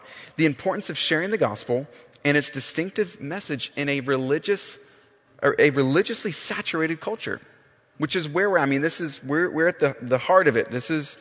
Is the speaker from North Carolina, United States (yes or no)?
yes; Charlotte, North Carolina, United States; now in Birmingham, United States; I'm born and raised in Charlotte, North Carolina.